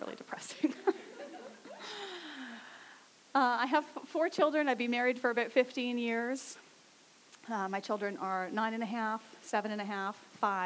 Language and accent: English; Saskatchewan, Canada; now in Abbotsford, Canada; I grew up in Saskatchewan